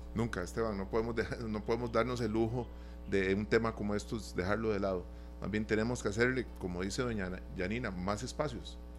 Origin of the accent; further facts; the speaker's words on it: Costa Rica; como costarricenses